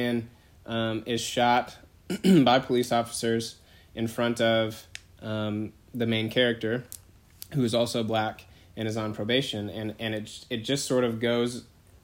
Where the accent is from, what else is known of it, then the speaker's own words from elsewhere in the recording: Bay Area, California, United States; now in Greensboro, United States; I'm from the Bay Area. I'm from the west side